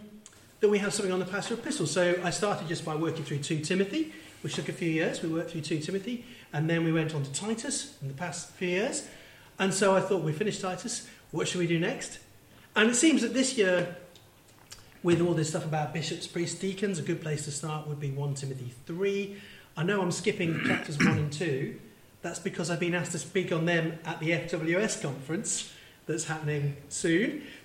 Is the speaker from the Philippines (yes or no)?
no; Manchester, North West England, United Kingdom; Yeah, I grew up in Manchester. Yeah, I'm originally from the northeast.